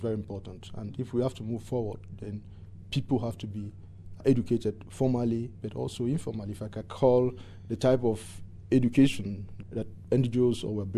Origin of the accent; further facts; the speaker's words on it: Anglophone Cameroon, Cameroon; I was born and grew up from the English-speaking Cameroon, which was a minority